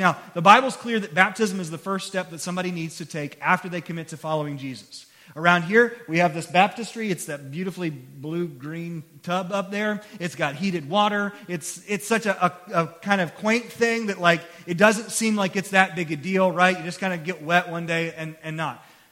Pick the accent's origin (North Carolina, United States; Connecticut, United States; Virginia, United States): Virginia, United States; Christiansburg; I grew up here in Christiansburg